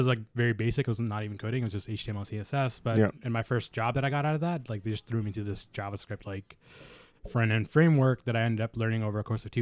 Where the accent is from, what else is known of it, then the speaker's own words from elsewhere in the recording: Toronto, Ontario, Canada; also born or lived in New Delhi, India / Markham; I spent the first 10 years of my life in New Delhi in India. And then I spent the next 17 years now, I guess, here in Canada, in Toronto.